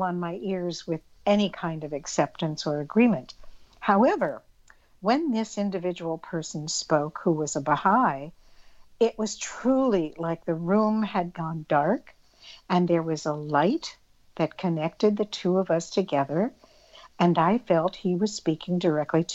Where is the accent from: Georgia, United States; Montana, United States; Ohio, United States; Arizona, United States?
Arizona, United States; I grew up in Arizona in the Southwest Desert.